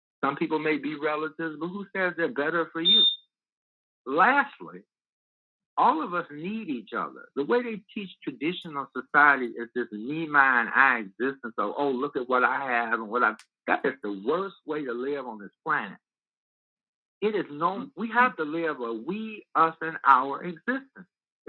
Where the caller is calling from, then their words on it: Chicago, Illinois, United States; I'm calling from Chicago.